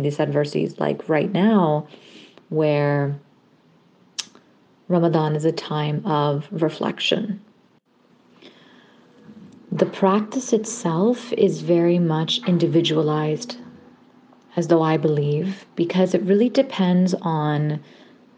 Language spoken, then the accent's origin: English; Ontario, Canada; also born or lived in Hamilton / Kitchener-Waterloo / Windsor / Markham; I am a Canadian-Pakistani Muslim woman living in Toronto, Ontario, and was born and raised here in Canada